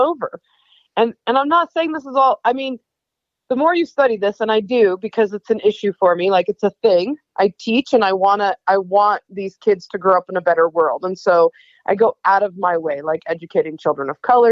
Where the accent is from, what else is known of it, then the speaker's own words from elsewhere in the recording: Idaho, United States; moved away as an adult; also born or lived in North Carolina; I grew up in Idaho and then left